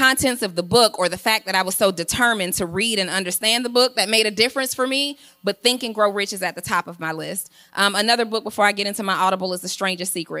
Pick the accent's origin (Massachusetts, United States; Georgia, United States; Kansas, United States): Georgia, United States; College Park; I'm from College Park, Georgia